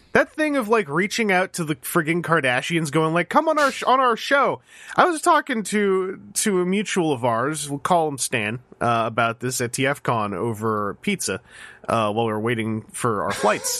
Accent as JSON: {"language": "English", "country": "Canada", "said": "I, I live in Ca, I'm a Canadian. I live in, I live in Canada"}